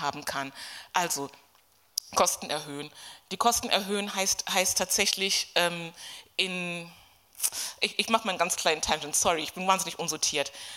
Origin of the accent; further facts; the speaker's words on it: Kenya; moved away as an adult; now in Germany; ich bin zehn Jahre nach dem Kolonialismus geboren in Kenia, das ist mein, mein Hintergrund. Bin auch dort zur Schule gegangen, habe mein Abitur dort gemacht, bevor ich nach Deutschland gekommen bin.